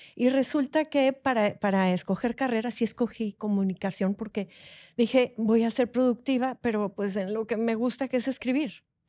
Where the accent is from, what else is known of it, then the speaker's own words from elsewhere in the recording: Monterrey, Nuevo León, Mexico; soy de aquí de Monterrey, de este calor